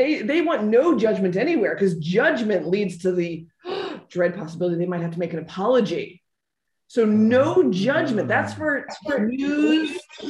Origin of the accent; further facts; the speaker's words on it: United States; moved away; I am an American